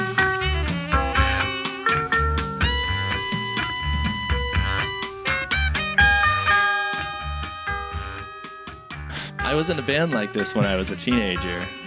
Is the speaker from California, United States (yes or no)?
yes; Chico, California, United States; I grew up in Chico, California